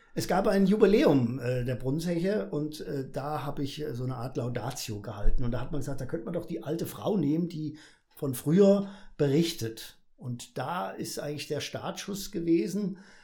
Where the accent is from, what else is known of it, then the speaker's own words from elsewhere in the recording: Fulda, Hesse, Germany; geboren in der Florengasse, wie sich das gehört, Bäckerer Vogel. Äh, groß geworden auf der Gasse